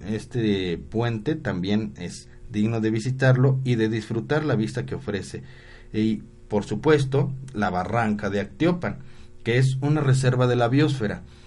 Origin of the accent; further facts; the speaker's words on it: Puebla, Mexico; Aquí en nuestro estado de Puebla